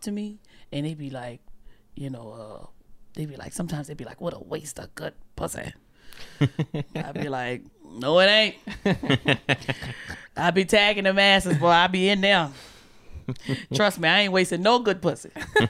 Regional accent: New Orleans, Louisiana, United States; New Orleans, Louisiana. From the South.

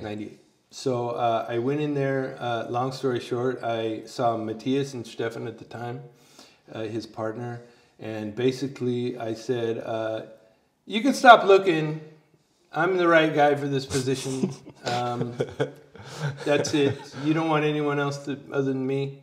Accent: California, United States; moved away; I'm originally from California

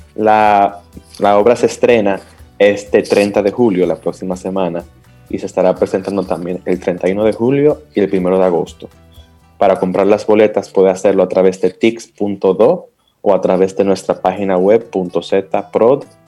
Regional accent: Dominican Republic

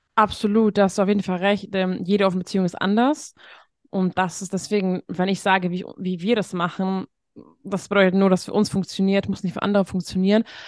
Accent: Hungary; moved away; ich komme aus Ungarn

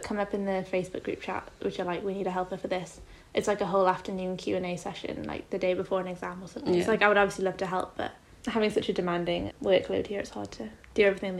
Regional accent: Newcastle upon Tyne, North East England, United Kingdom; moved away as an adult; now in Cambridge, United Kingdom; I'm a second year bioanatomy at Keys, and I'm from Newcastle.

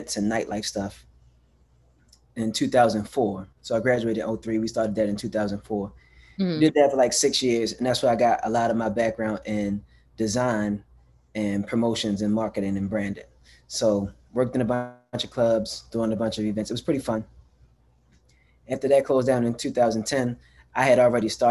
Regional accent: Baltimore, Maryland, United States; also born or lived in Pennsylvania; I'm born and raised in Baltimore

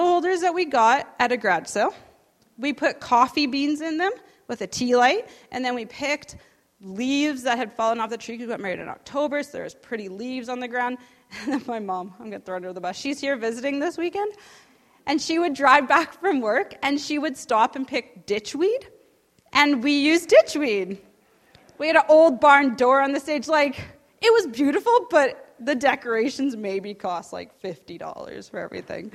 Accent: Saskatchewan, Canada; I grew up there, born and raised in Saskatchewan.

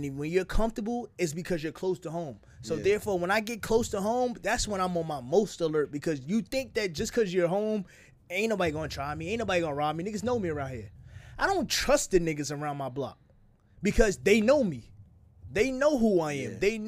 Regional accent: New Jersey, United States; I'm from Jersey.

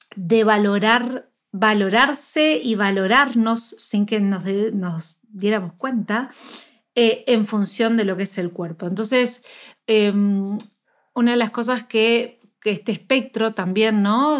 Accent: Argentina; yo soy de Argentina

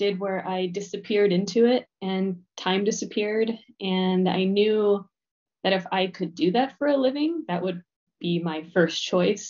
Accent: Cincinnati, Ohio, United States; moved away as an adult; also born or lived in Kent, Ohio / Costa Rica; now in Chicago, United States; I grew up in Cincinnati, Ohio.

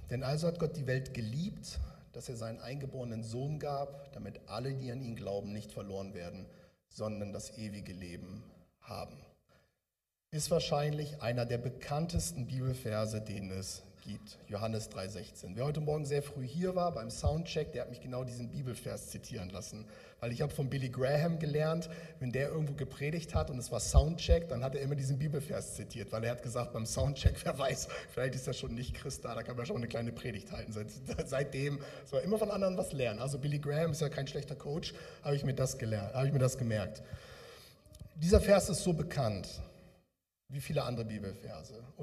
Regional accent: Bremen, Germany; now in Ruhr area, Germany; Ich komme aus dem Ruhrgebiet jetzt, eigentlich komme ich aus der Richtung Bremen, habt ihr ja gehört, bei Pferden aller.

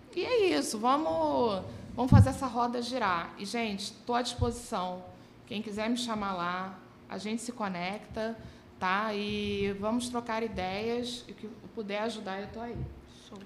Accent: Rio de Janeiro, Brazil; eu sou carioca, vivi grande parte da minha vida no subúrbio

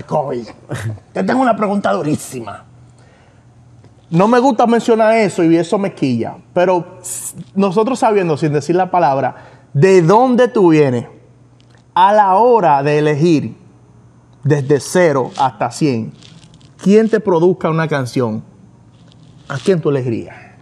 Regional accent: New York, United States; Somos de Nueva York

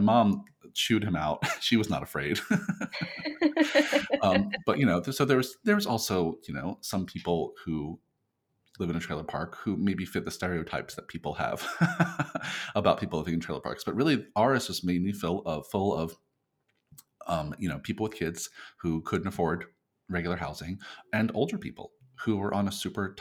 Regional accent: near Long Beach Island, New Jersey, United States; moved away; also born or lived in Burlington County, New Jersey / New York City; We lived in South Jersey near, just basically near Long Beach Island, New Jersey

